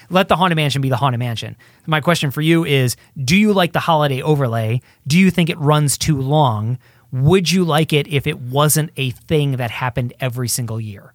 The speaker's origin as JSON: {"language": "English", "region": "Midwest", "country": "United States", "tie": "born or raised there", "moved": "yes", "said": "I grew up in the Midwest"}